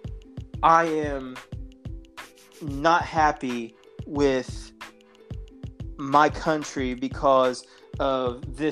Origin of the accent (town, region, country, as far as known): United States; born or raised there